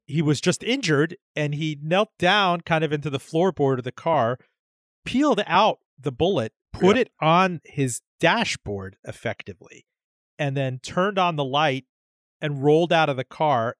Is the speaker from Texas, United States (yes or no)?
no; Miami, Florida, United States; Miami, my hometown